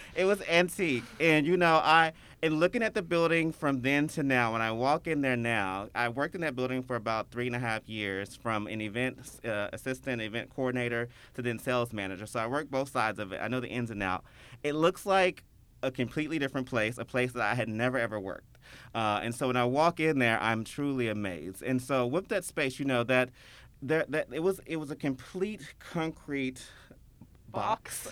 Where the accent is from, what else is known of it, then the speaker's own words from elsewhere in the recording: Memphis, Tennessee, United States; I born and raised in Memphis. Uh, I've never lived anywhere else